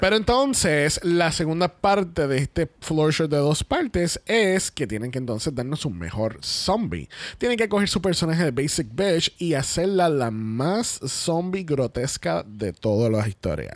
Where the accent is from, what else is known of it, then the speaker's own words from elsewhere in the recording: Puerto Rico; por más boricuas que somos, somos boricuas colonizados